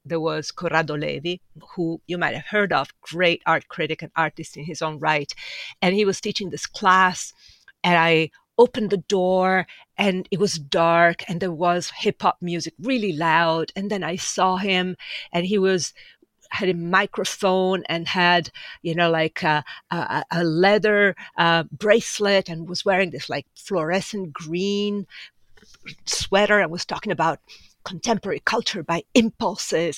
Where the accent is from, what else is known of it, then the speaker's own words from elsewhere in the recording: Milan, Lombardy, Italy; moved away as an adult; also born or lived in Sardinia / Ferrara; now in New York, United States; grew up most of my life in Milan.